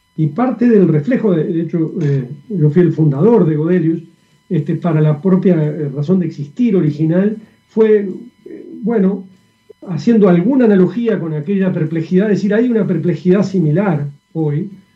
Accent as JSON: {"language": "Spanish", "country": "Uruguay", "moved": "yes", "lives_now": "Chile", "said": "Yo soy uruguayo"}